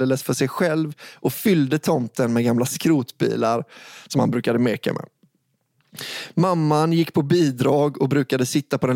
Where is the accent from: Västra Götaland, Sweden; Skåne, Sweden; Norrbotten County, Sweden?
Västra Götaland, Sweden; I den lilla orten där jag växte upp utanför Göteborg fanns en skola som alla samhällets barn gick i.